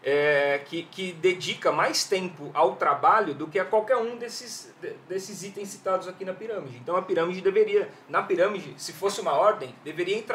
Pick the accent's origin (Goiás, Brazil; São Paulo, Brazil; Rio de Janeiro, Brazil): São Paulo, Brazil; Eu sou de Perus, tá? É, Oriundo de então. Perus, que é o melhor bairro de São Paulo.